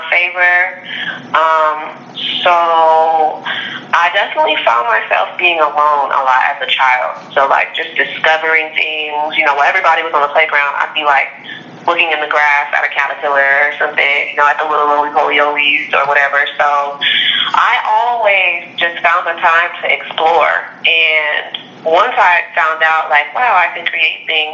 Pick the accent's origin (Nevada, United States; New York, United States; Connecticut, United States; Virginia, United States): Nevada, United States; Las Vegas; I was born in Las Vegas.